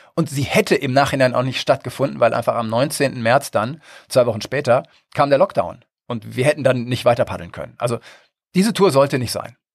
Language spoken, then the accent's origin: German; Northern Germany, Germany; bin ja Norddeutscher